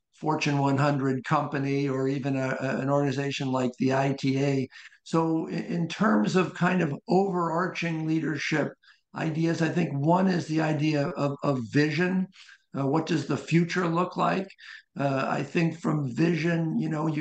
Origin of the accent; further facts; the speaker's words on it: Columbus, Ohio, United States; moved away as an adult; also born or lived in Wilmington, Delaware / New Haven, Connecticut / Arizona / Rochester, New York; I was born in Wilmington, Delaware, but spent most of my life in Columbus, Ohio